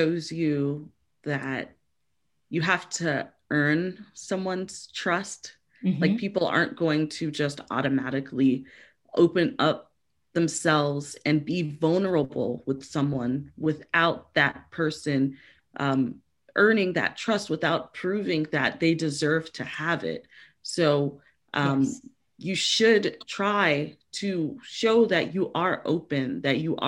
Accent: Miami, Florida, United States; we are from Miami

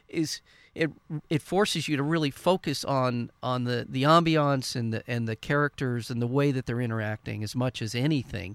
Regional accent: Southern California, United States; as a white boy growing up in Southern California

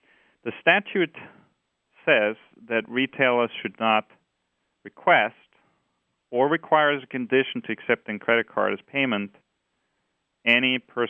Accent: Austria; English is a second language; now in United States; I don't know. I think I still have my accent.

